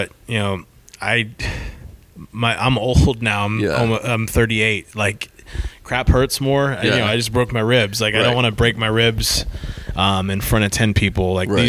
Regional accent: Polk County, Florida, United States; I'm from Polk County, not originally, but I've lived here since I was 8 years old

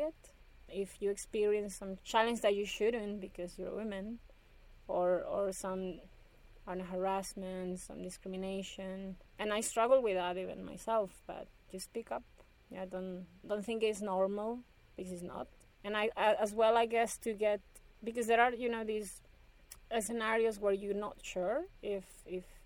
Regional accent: Ciudad Obregón, Sonora, Mexico; I'm originally from Obregon, so I remember knowing Obregon is where the main wheat experimental station is in Mexico

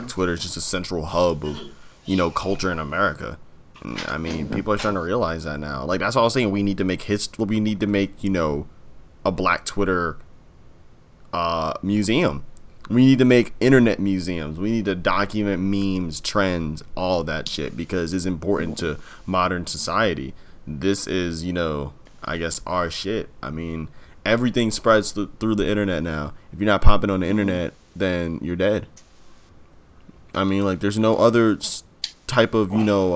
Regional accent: Jamaica; I'm Jamaican

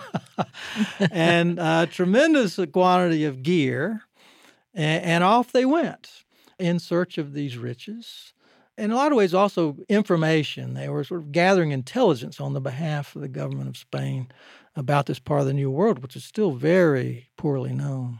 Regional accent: Georgia, United States; the area that I grew up in Georgia

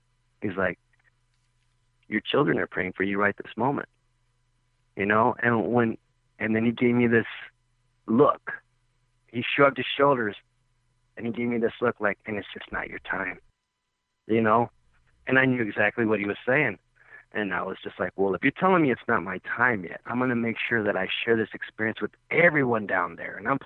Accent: Texas, United States; moved away; I'm from Texas

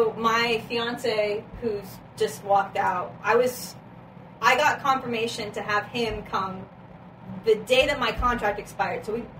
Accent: United States; moved away as an adult; also born or lived in Sweden; I'm from America.

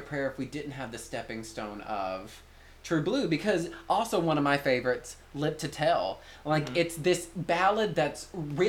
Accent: the South, United States; I'm from the South

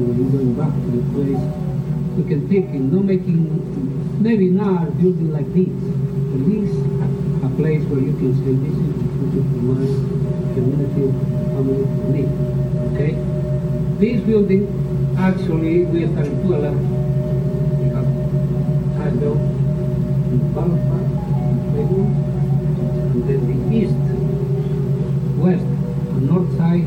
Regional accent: Bolivia; moved away; I'm coming from South America, from Inca Indian people.

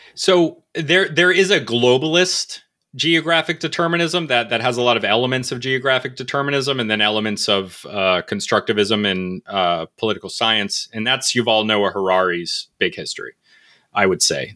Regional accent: Connecticut, United States; also born or lived in North Carolina; I'm from New England. I'm from Connecticut. I spent about a little bit of my life in North Carolina.

